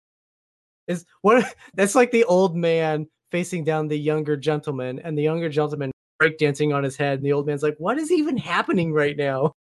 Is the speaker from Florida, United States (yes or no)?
no; Oregon, United States; now in Washington State, United States; I was born and raised in Oregon, living in Washington State now, Columbia River splits the two states.